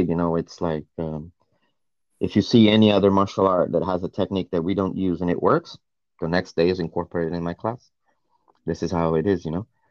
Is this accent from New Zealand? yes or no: no; Northeast Region, Brazil; moved away as an adult; also born or lived in United States; now in United Kingdom; my hometown in Brazil, in the northeast of Brazil